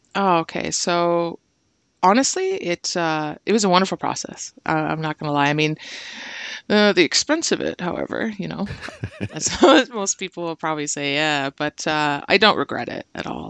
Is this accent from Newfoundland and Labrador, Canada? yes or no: no; Brantford, Ontario, Canada; moved away as an adult; also born or lived in Hamilton / Simcoe; now in Toronto, Canada; I was born in Hamilton, but I, I grew up in Brantford, and then Simcoe recently, and now Toronto.